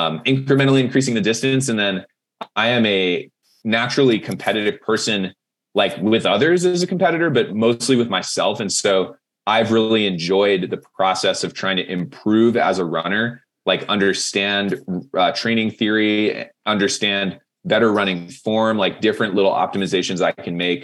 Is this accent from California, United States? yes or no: yes; Monterey, California, United States; now in Boulder, United States; I am from Monterey, California originally. So, like, Central Coast